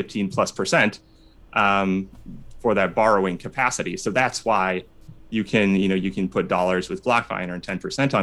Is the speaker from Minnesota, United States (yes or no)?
yes; Minnesota, United States; now in Chicago, United States; I'm from Minnesota.